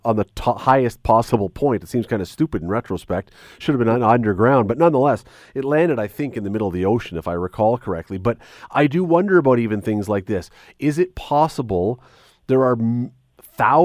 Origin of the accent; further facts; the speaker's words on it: Toronto, Ontario, Canada; I grew up in Toronto, as a young kid.